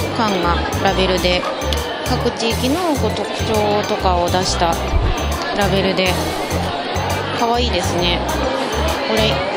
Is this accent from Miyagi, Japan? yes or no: yes; Miyagi, Japan; 私の地元宮城